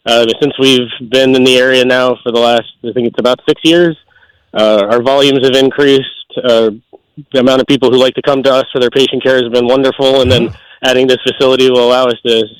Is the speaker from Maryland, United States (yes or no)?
yes; Maryland, United States; moved away as an adult; also born or lived in Delaware; now in Pennsylvania, United States; Originally from Maryland. From Maryland, ended up in Delaware for a few years before coming to Pennsylvania for my residency.